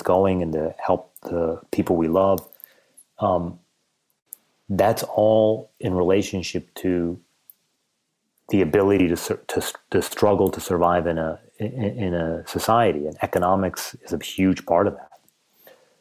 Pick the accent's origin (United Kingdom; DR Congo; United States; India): United States; I'm Iranian and don't quite belong in America, but because I was raised in America, I don't really belong as an Iranian